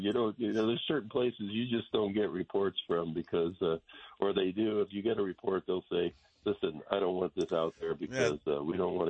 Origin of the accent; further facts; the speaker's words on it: Stockton, California, United States; This is like the good old days of growing up in Stockton where you couldn't see across the street.